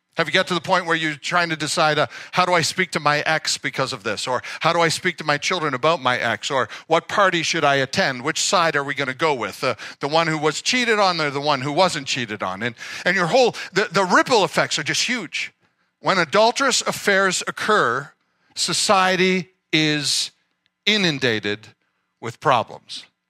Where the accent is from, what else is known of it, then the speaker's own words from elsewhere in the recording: Nova Scotia, Canada; I grew up in Nova Scotia